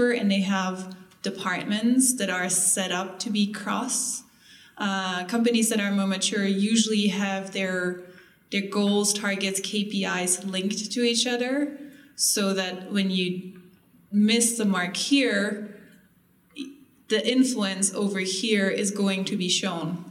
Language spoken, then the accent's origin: English; Germany; moved away; I'm from Germany